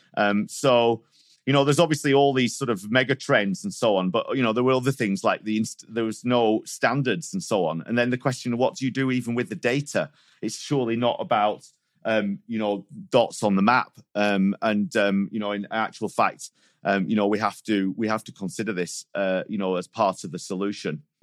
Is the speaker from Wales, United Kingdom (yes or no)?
no; Manchester, North West England, United Kingdom; now in Switzerland; I was, uh, brought up in Manchester. I moved to Switzerland in two thousand and two